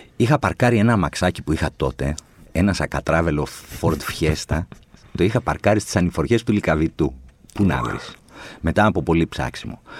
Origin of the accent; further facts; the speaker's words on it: Athens, Attica, Greece; also born or lived in Chalandri / Kypseli / Pangrati; παρότι γεννήθηκα στο Χαλάνδρι, εγώ μεγάλωσα στα Εξάρχεια